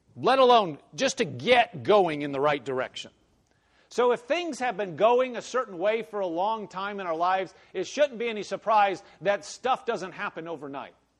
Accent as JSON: {"language": "English", "town": "Omaha", "region": "Nebraska", "country": "United States", "moved": "yes", "said": "I came from Nebraska, but you know, I came from Omaha, so it's it's a city."}